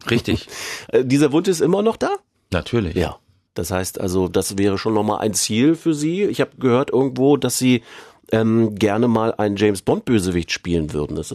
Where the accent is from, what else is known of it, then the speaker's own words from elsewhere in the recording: Bavaria, Germany; nicht nur als Bayer, sondern auch